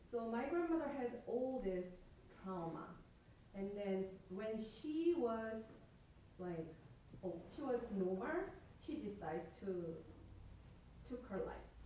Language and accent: English; South Korea; moved away